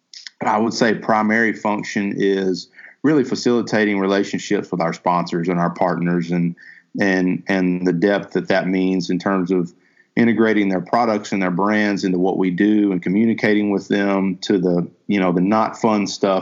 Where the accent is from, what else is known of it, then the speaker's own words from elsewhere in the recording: Huntsville, Texas, United States; moved away as an adult; also born or lived in Arkansas / Little Rock, Arkansas; I was born and raised in Huntsville, Texas, and grew up there, spent my entire formative years there